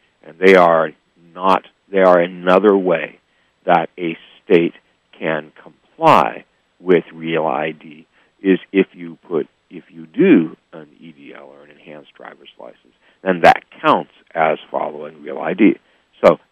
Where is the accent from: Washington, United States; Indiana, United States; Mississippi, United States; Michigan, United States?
Washington, United States; Seattle; also born or lived in New York City, New York; now in San Francisco Bay Area, United States; I grew up in Seattle, Washington, back when I was a kid.